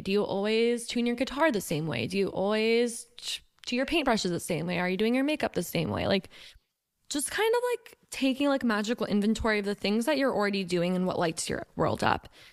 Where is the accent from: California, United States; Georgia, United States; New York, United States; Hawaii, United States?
Georgia, United States; Johns Creek; I grew up in Johns Creek, Georgia